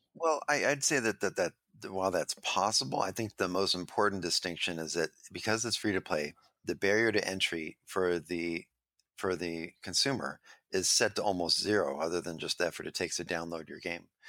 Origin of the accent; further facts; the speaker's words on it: Los Angeles, California, United States; I grew up in Venice Beach